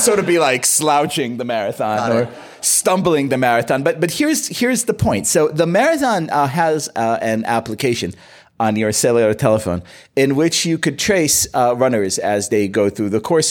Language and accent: English; Israel; moved away; I grew up in Israel